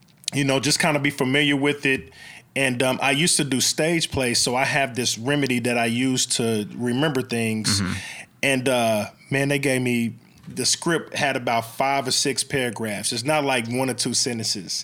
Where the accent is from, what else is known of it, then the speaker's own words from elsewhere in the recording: Oklahoma City, Oklahoma, United States; also born or lived in Midwest City, Oklahoma; I'm born and raised in Oklahoma City